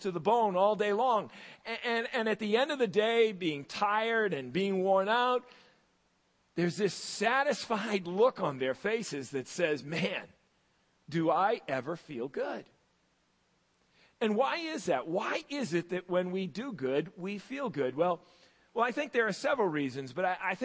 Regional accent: United States; also born or lived in Massachusetts / Maine; When I was a kid growing up in Massachusetts and in Maine

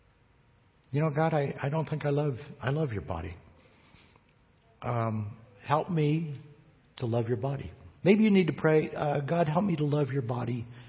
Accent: United States; I'm an American

